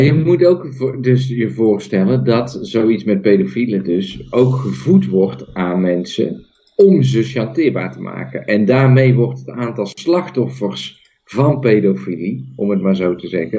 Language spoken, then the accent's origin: Dutch; Netherlands; Ik ben nog steeds geboren in Nederland